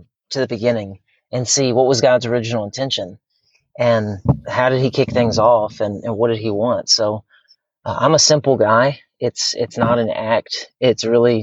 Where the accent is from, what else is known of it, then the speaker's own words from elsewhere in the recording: the South, United States; now in Chesapeake Bay, Virginia, United States; I am from the South